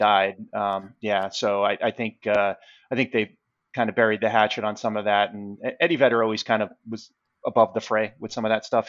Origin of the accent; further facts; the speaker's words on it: New York City, New York, United States; I'm from Queens